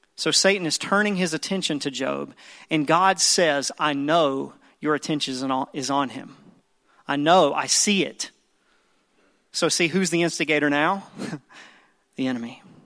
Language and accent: English; the Bible Belt South, United States; I grew up in the Bible Belt South, and I grew up in church